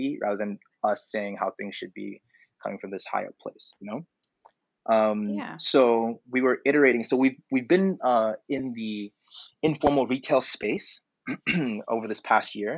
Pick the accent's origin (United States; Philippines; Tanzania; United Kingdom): Tanzania; moved away as an adult; I'm from Tanzania